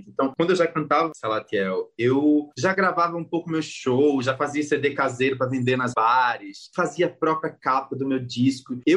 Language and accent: Portuguese; Northeast Region, Brazil; a Isabela me representava como nordestina